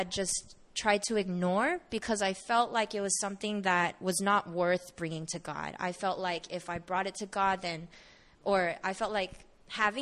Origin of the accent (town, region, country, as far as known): Bay Area, California, United States; born or raised there; moved away as an adult; also born or lived in Seattle